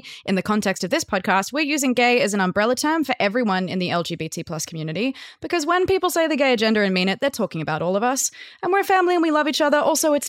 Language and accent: English; Australia; I am noticeably Australian, but I spend a lot of time pretending to be American